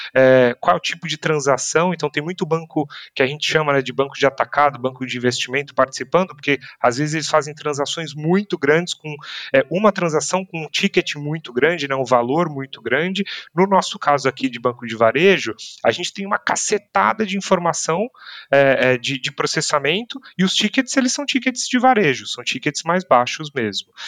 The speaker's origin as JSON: {"language": "Portuguese", "country": "Brazil", "said": "Nossas interações, as nossas como brasileiros, interações nesta região são muito positivas"}